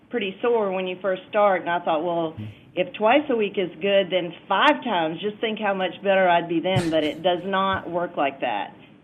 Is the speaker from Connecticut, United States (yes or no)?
no; Gainesville, Florida, United States; I grew up in Gainesville. I have a lot of friends here